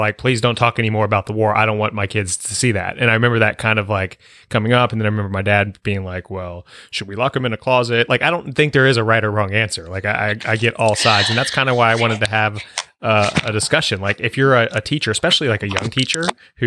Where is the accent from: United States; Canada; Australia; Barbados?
United States; Northern Virginia; I grew up again in Northern Virginia